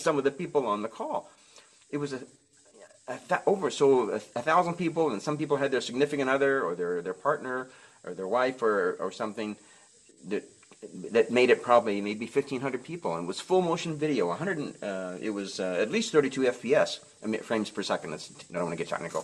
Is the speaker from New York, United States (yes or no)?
no; Nebraska, United States; I grew up in Nebraska